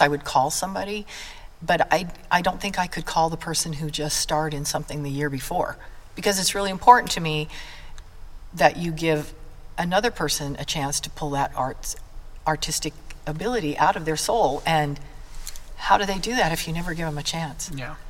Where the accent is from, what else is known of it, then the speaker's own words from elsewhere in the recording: Blackfoot, Idaho, United States; I'm from Blackfoot, um, we are known literally nationwide for the almighty thing that we grow here, and that's the potato.